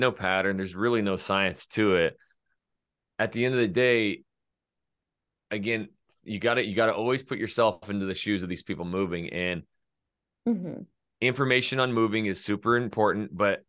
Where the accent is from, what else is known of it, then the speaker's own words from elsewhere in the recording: Georgia, United States; And look, I'm from Georgia, you know, or came from Georgia.